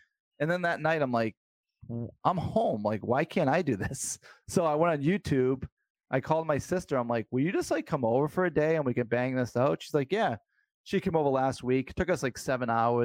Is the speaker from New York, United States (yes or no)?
no; near Boston, Massachusetts, United States; I grew up near Boston